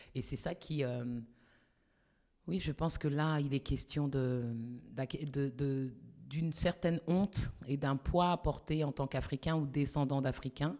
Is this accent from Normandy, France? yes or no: no; Paris, Île-de-France, France; moved away as an adult; also born or lived in United States; je suis née à Paris